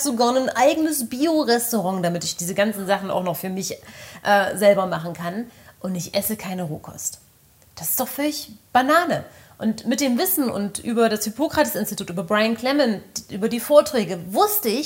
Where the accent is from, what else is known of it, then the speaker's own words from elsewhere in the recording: Germany; ja, ich bin halt klassisch in der DDR groß geworden.